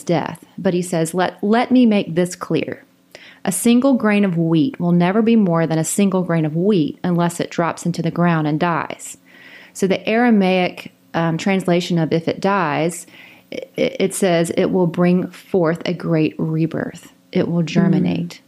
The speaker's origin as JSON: {"language": "English", "region": "South Carolina", "country": "United States", "tie": "born or raised there", "also_born_or_lived": "Houston, Texas / China", "moved": "as an adult", "lives_now": "Oklahoma, United States", "said": "I'm from South Carolina"}